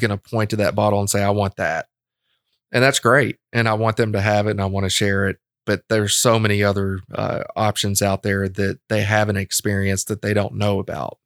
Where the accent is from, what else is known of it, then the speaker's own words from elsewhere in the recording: Lexington, Kentucky, United States; I'm a Lexington boy